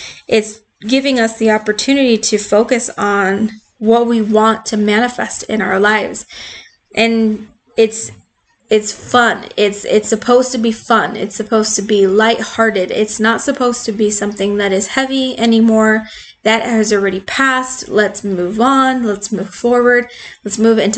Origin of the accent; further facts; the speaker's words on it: Arizona, United States; I'm from Arizona